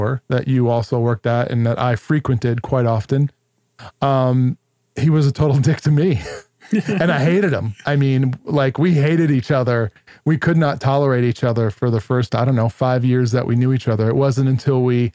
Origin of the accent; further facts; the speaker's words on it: New York, United States; I'm also Italian from New York